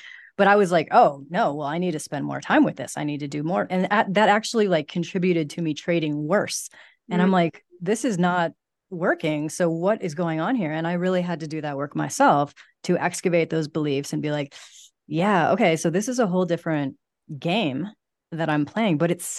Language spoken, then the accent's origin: English; Midwest, United States; Think that that's like a very Midwest, because I'm from the Midwest as well.